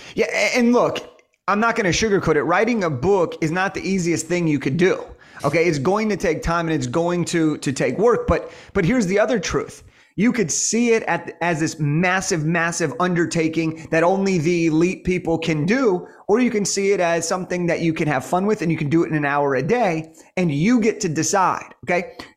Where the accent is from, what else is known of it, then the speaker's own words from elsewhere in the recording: Los Angeles, California, United States; I'm from Los Angeles.